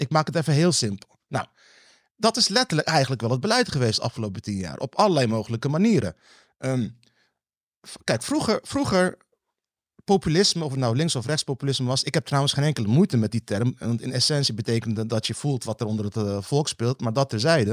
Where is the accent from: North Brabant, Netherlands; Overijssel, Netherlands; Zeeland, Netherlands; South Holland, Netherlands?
South Holland, Netherlands; Rotterdam; Ik kom uit Rotterdam-Zuid